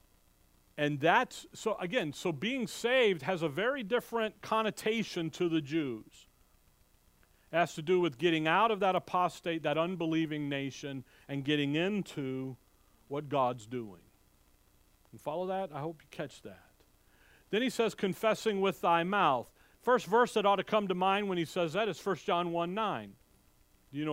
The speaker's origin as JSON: {"language": "English", "town": "Chicago", "region": "Illinois", "country": "United States", "tie": "born or raised there", "said": "I remember growing up, we never went to public schools. My parents made that decision growing up in Chicago"}